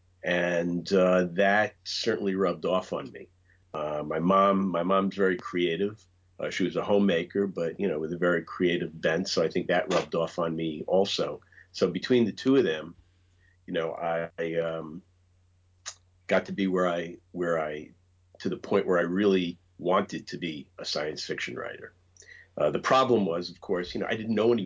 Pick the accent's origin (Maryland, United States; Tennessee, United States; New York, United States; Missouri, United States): New York, United States; New York City; I grew up here in the New York area in the borough of Queens